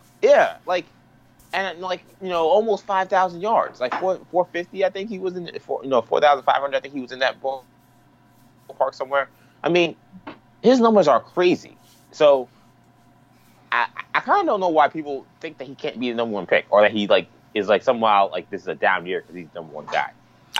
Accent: New York City, New York, United States; my hometown, New York City.

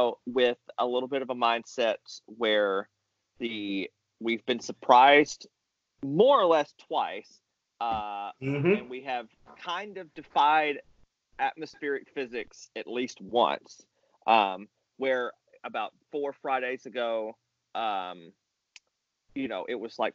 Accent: Mississippi, United States; I came from Mississippi where cold air advection won because there was no mountains to come over.

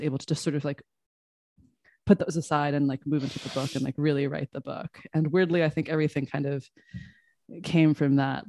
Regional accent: Des Moines, Iowa, United States; I grew up in Des Moines, Iowa

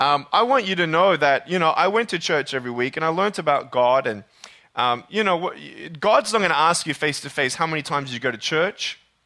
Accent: Australia; And I'm originally from Australia. I was born and raised there.

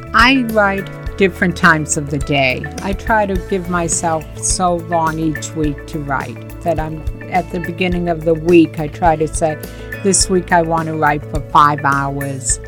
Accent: Bath, Maine, United States; now in Newbury, United States; I grew up in a small town in Maine, in the 70s, early 70s.

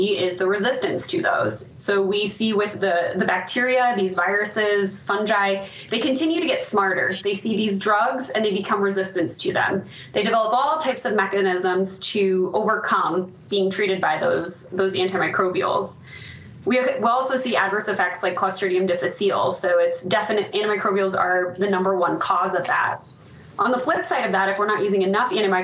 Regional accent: Ohio, United States; moved away as an adult; also born or lived in Orlando, Florida; now in Denver, United States; Born and raised in Ohio

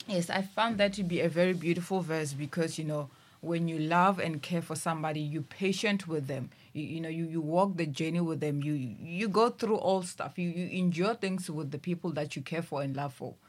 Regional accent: Thohoyandou, Limpopo, South Africa; also born or lived in Musina; I was born, uh, back in Musina and I stayed, uh, in Limpopo, in Thoyandou

